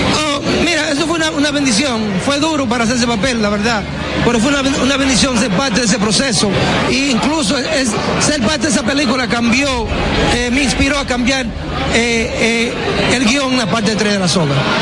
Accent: Baitoa, Santiago, Dominican Republic; moved away; siempre voy a regresar a mi pueblo a filmar películas.

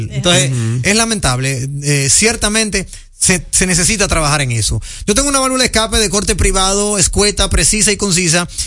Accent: Dominican Republic; nosotros somos dominicanos.

